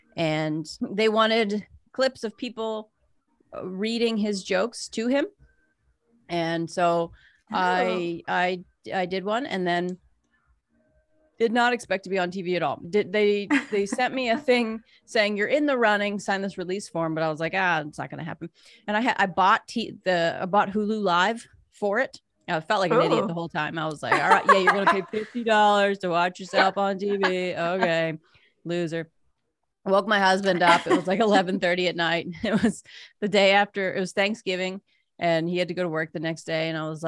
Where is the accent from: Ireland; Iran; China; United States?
United States; Pittsburgh, Pennsylvania